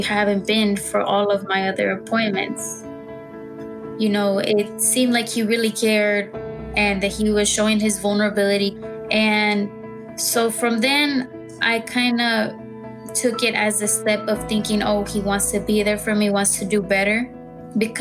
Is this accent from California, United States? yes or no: no; Dallas, Texas, United States; I'm from Dallas, Texas